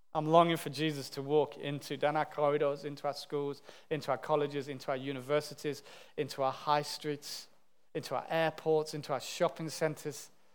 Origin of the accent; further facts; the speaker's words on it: United Kingdom; as British people